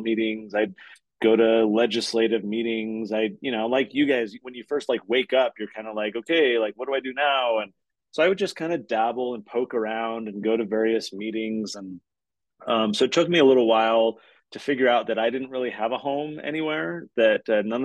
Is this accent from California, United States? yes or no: yes; California, United States; now in Utah, United States; I'm from California